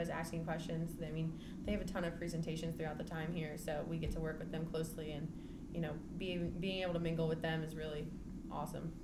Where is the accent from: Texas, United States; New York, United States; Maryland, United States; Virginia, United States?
Virginia, United States; Scottsville; I am from Scottsville, Virginia